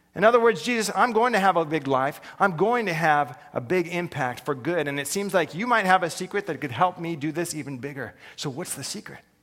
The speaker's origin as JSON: {"language": "English", "country": "United States", "said": "I'm an American"}